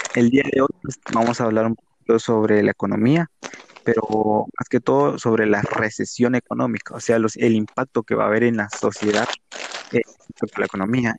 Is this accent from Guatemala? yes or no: yes; Guatemala; nosotros somos especialmente de Guatemala